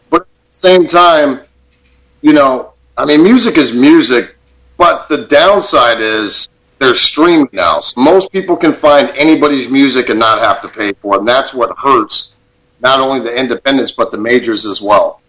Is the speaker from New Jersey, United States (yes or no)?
no; Tucson, Arizona, United States; born and raised in Tucson